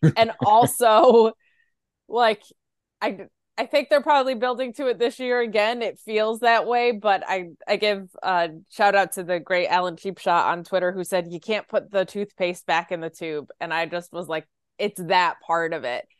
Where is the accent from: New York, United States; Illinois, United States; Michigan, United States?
New York, United States; Binghamton; moved away as an adult; it's in my hometown, actually, where I grew up.